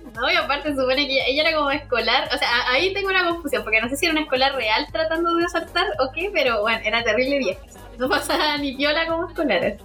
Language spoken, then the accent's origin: Spanish; Recoleta, Santiago Metropolitan Region, Chile; nosotros somos de acá de Recoleta